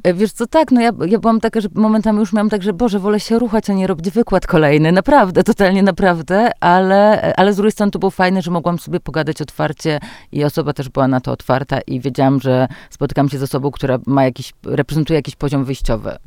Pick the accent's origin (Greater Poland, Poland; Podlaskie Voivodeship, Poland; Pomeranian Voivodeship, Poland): Podlaskie Voivodeship, Poland; a village in Podlasie; moved away; dorastałam właśnie na podlaskiej wsi